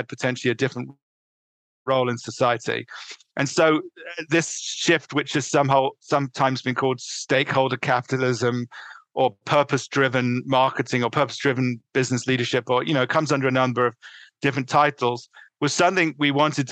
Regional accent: London, United Kingdom; moved away as an adult; also born or lived in New York City, United States; now in Connecticut, United States; I was born in northeast London, in suburban London, let's put it, and I grew up through undergraduate living in England

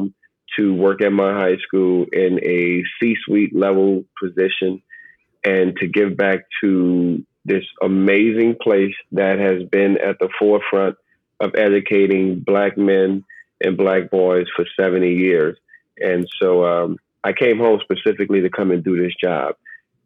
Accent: New Orleans, Louisiana, United States; moved away as an adult; also born or lived in Houston, Texas / New York City; Born and raised in the city of New Orleans, downtown to be specific, and even more specific, in the neighborhood of Treme.

